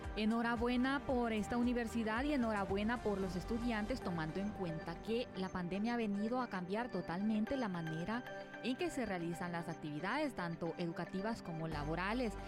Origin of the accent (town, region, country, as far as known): Honduras; first language Spanish